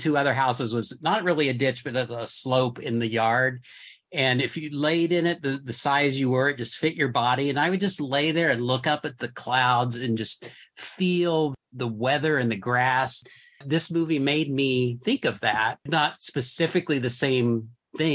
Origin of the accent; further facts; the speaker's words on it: Enid, Oklahoma, United States; I grew up in Enid, Oklahoma. It was a town of about 55,000, mid-sized, I guess. And I was in a suburban type neighborhood, you know, houses down the street.